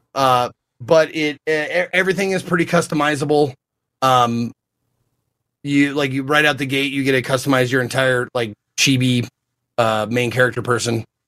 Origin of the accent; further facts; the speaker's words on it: Montana, United States; I'm a kid from Montana, not a lot of cultural influence